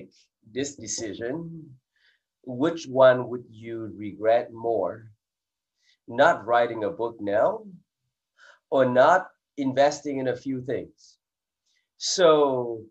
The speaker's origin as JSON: {"language": "English", "area": "Silicon Valley", "region": "California", "country": "United States", "tie": "born or raised there", "also_born_or_lived": "England", "said": "I grew up in Silicon Valley in California"}